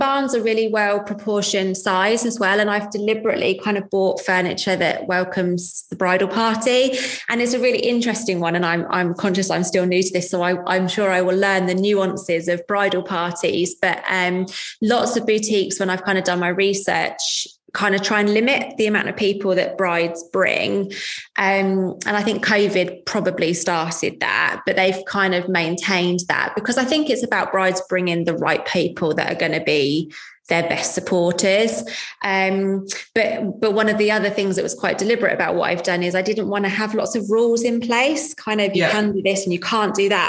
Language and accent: English; Leighton Buzzard, East of England, United Kingdom; I come from Leighton Buzzard, it's 20 minutes, it's 20 minutes to Aylesbury